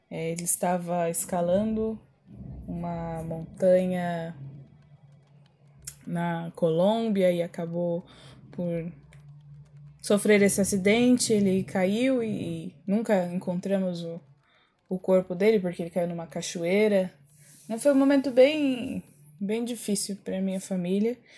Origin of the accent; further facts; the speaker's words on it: São Caetano do Sul, São Paulo, Brazil; born there; Eu nasci em São Caetano do Sul há 44 anos atrás